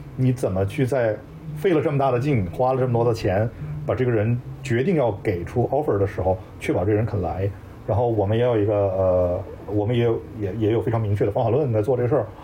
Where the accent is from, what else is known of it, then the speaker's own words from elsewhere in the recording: China; moved away as an adult; also born or lived in Silicon Valley, United States; now in United States; 就是说我一个中国人，我当时说valuation的时候，我会读 valuation